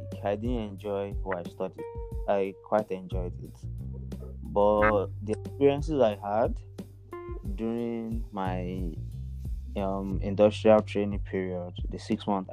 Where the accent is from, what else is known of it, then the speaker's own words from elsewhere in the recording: Nigeria; also born or lived in Akure, Ondo State; now in Lagos, Nigeria; I'm a Nigerian. I'm from Nigeria.